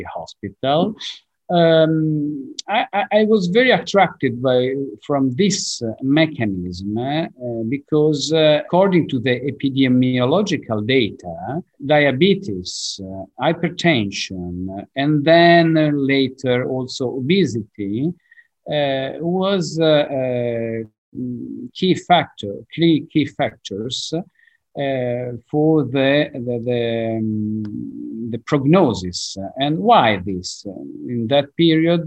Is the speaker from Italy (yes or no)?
yes; Genoa, Liguria, Italy; English is a second language; I'm from Genova. Genova is in the north of Italy